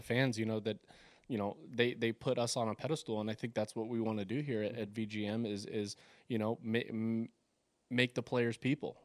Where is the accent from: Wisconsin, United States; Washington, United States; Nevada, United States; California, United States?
Nevada, United States; Las Vegas; I grew up on the east side of town.